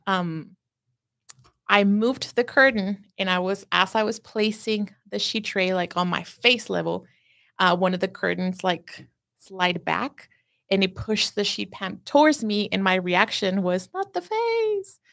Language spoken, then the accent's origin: English; Juárez, Chihuahua, Mexico; first language Spanish; English is a second language; now in United States